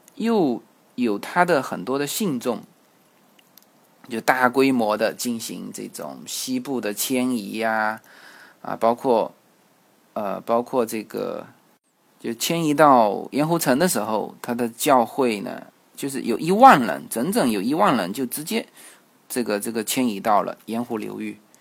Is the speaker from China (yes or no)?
yes; China; 我们中国人